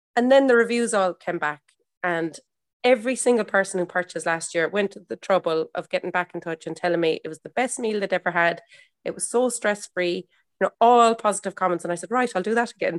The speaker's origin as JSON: {"language": "English", "country": "Ireland", "said": "I'm an Irish mammy"}